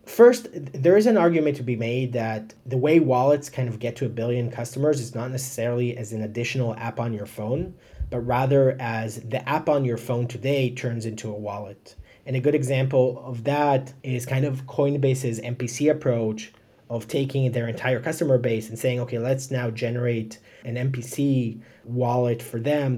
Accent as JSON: {"language": "English", "town": "Haifa", "region": "Haifa District", "country": "Israel", "tie": "born or raised there", "moved": "as an adult", "said": "I'm originally uh, from Haifa, Israel, born and raised"}